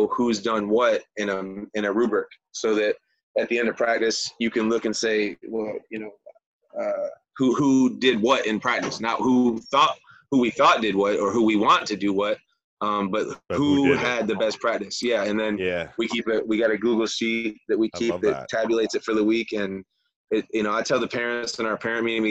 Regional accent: Michigan, United States; also born or lived in Florida; I'm from Michigan originally, had a rough life, got to live in Michigan all summer, and got to live in Florida all winter

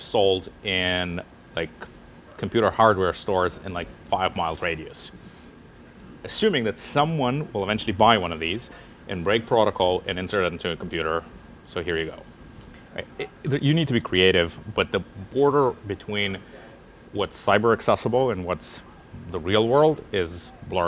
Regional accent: near Jerusalem, Jerusalem District, Israel; also born or lived in Russia; So I was growing up actually close to Jerusalem in Israel. Mm-hmm. I was born in Russia.

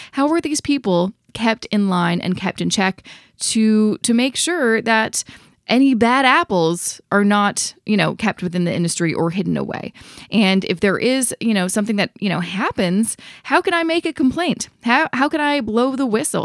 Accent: Vancouver, British Columbia, Canada; now in Toronto, Canada; because I'm originally from Vancouver

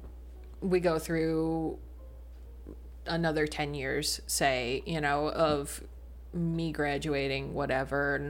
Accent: Upper Peninsula of Michigan, United States; moved away as an adult; also born or lived in Ann Arbor, Michigan; now in Winston-Salem, United States; I'm from the Upper Peninsula of Michigan, you know, generally. I was born and raised half my life up there, and then we migrated to pretty much the Ann Arbor area of Michigan, and I spent another 10 years there

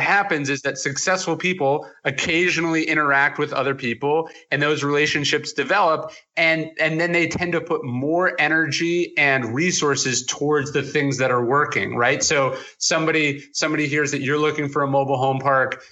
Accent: outside Sacramento, Northern California, United States; I was born in Northern California outside Sacramento.

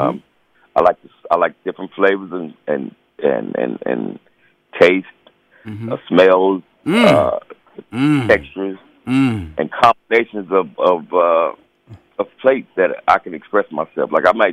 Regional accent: Charlotte, North Carolina, United States; I'm a Southern guy, man. I'm from Charlotte, North Carolina.

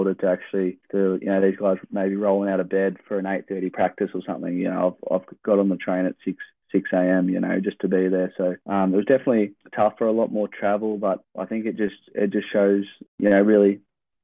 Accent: Traralgon, Victoria, Australia; moved away as an adult; now in Oregon, United States; growing up in Traralgon and a lot of travel and a lot of time by myself on public transport

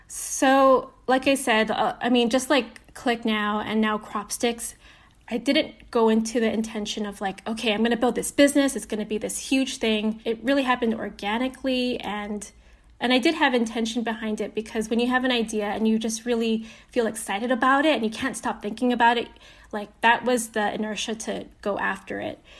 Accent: Aiea, Hawaii, United States; now in Los Angeles, United States; I grew up in Hawaii. I was born and raised

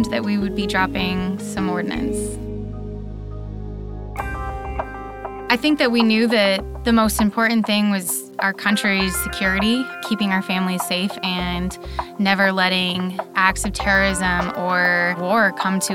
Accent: Denver, Colorado, United States; moved away as an adult; also born or lived in Sasebo, Japan; I'm from Denver, Colorado

